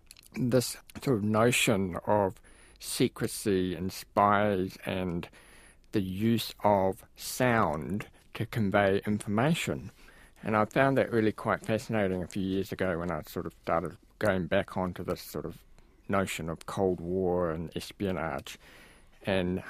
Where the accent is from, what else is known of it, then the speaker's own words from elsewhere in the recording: Wellington, New Zealand; where I grew up in Karori